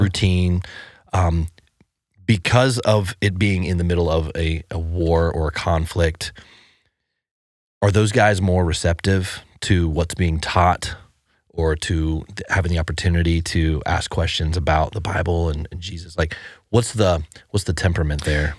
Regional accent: Ohio, United States; now in Nashville, United States; I'm from Ohio

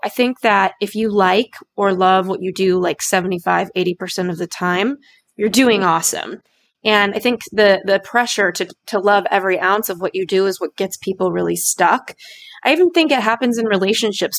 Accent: Los Angeles, California, United States; I come from Los Angeles

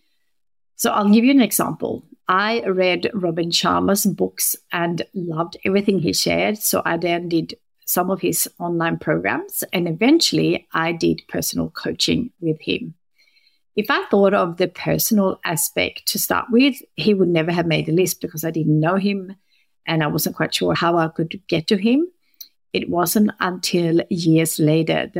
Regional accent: Sweden; moved away; I'm currently working from Sweden, which is my home country

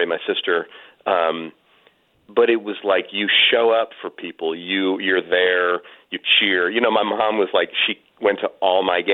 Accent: California, United States; Stanford University, which is about an hour from where I grew up here in California. I still live in the Bay Area

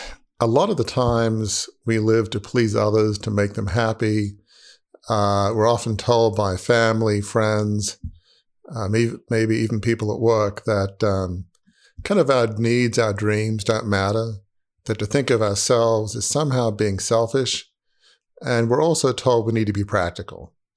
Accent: Sydney, New South Wales, Australia; it felt like living in a goldfish bowl growing up in Sydney.

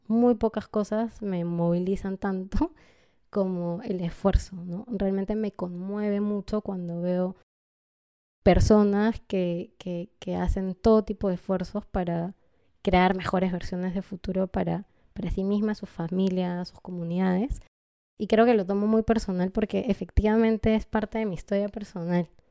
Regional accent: Peru; born or raised there; also born or lived in Lima, Peru / unnamed highland city, Peru

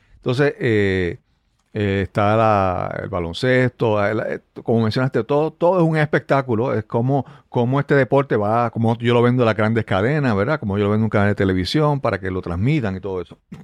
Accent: Yabucoa, Puerto Rico; Y yo vengo de, de, de, de nací en Yabucoa

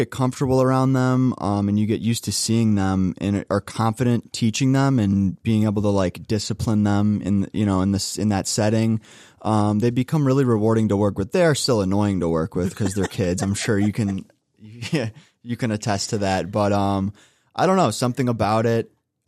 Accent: Russell, Ohio, United States; I grew up in Russell, Ohio, so suburb of Cleveland

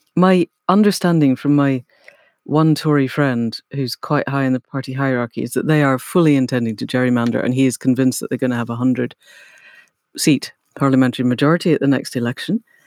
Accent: Scotland, United Kingdom; I grew up in Scotland

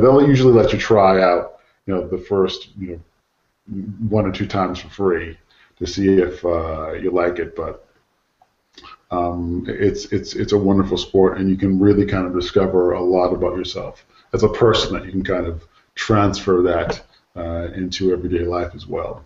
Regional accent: United States; moved away; as an American

